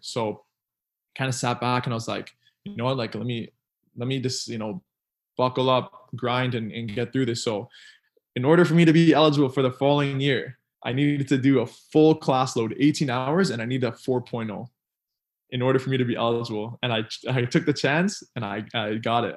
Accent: Ontario, Canada; moved away as an adult; now in Philadelphia, United States; I grew up in Canada and I just have Trinidad in background.

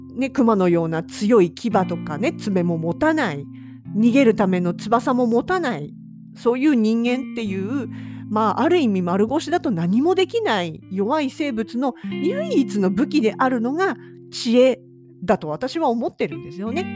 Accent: Yokohama, Kanagawa, Japan; now in Hokkaido, Japan; うちの実家なんかだって、横浜市の市街地、住宅街にありますけど

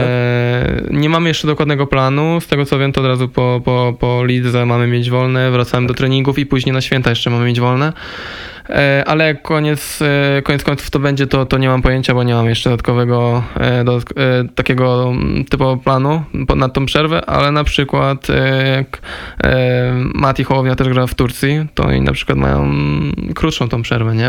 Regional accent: Silesian Voivodeship, Poland; moved away; jak się wychowałem na Śląsku

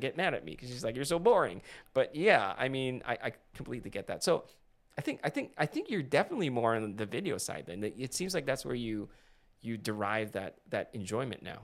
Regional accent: Philippines; moved away; when I was growing up in the Philippines, we always had dramatic sunsets

